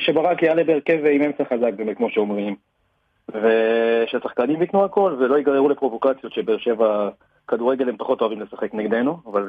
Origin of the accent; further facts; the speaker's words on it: Haifa, Haifa District, Israel; אני מחיפה.